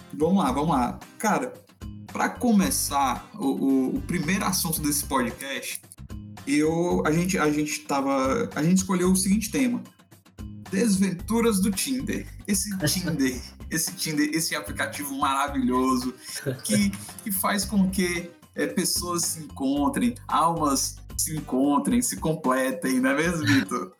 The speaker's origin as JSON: {"language": "Portuguese", "town": "Fortaleza", "region": "Ceará", "country": "Brazil", "said": "falo de Fortaleza, nós dois somos de Fortaleza"}